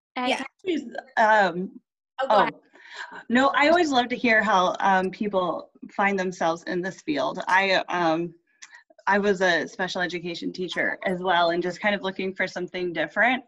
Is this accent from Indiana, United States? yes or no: yes; Indiana, United States; I am from Indiana.